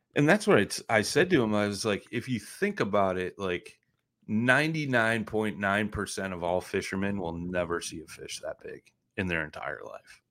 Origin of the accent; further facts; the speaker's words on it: Midwest, United States; I'm from the Midwest